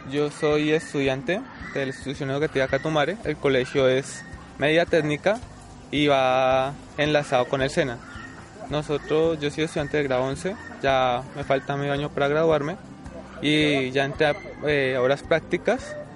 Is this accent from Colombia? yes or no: yes; Villavicencio, Meta, Colombia; Yo soy de aquí de Villavicencio.